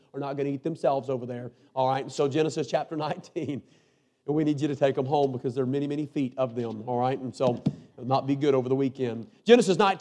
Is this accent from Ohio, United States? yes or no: no; North Carolina, United States; I'm a preacher from North Carolina